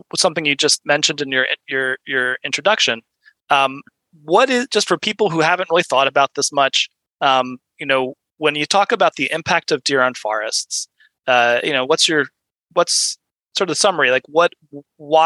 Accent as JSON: {"language": "English", "town": "Columbus", "region": "Ohio", "country": "United States", "tie": "born or raised there", "said": "I grew up in the Columbus, Ohio area in the 80s."}